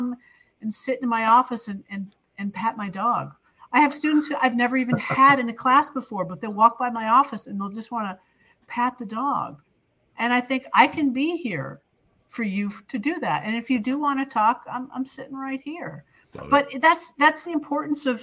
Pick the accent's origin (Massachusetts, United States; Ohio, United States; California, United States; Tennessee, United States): Massachusetts, United States; near Fitchburg, Central; I grew up in Central Mass, the end of the Purple Rail, the commuter rail west. Fitchburg, just beyond Fitchburg.